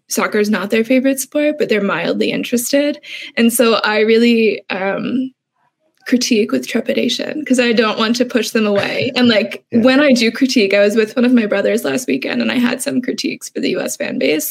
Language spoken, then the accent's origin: English; United States; an American soccer fan